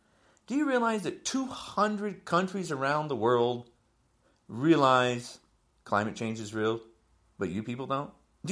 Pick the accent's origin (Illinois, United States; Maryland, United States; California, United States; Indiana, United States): Illinois, United States; also born or lived in New Jersey; I'm from Illinois. There's wind turbines up. I'm from New Jersey, too.